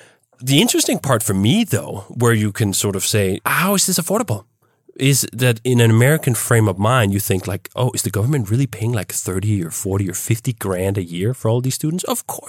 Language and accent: English; Denmark; now in United States; In fact, when I came from Denmark to here, I was astounded at just how poorly those two parts worked. When I came to the US, I had a girlfriend at the time who was enrolled in Loyola University.